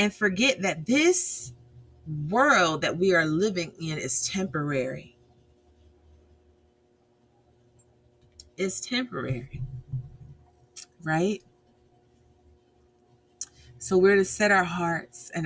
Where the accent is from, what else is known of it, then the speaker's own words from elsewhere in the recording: United States; I'm American